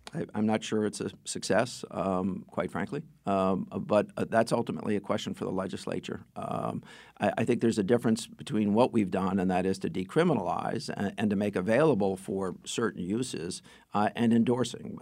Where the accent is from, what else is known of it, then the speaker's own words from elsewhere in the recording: Stamford, Connecticut, United States; I grew up in Stanford